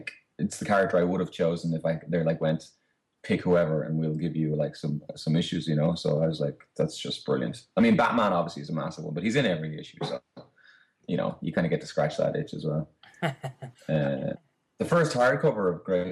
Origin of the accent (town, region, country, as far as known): Ireland